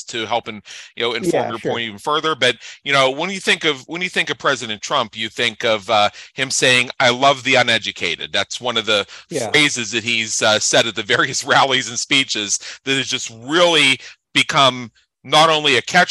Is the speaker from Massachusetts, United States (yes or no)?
no; Pennsylvania, United States; now in Las Vegas, United States; I'm in Las Vegas, Nevada. I'm originally from Pennsylvania